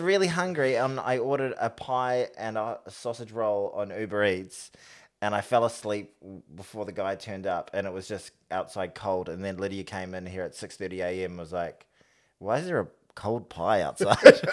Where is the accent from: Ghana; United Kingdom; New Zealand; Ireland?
New Zealand; as a New Zealander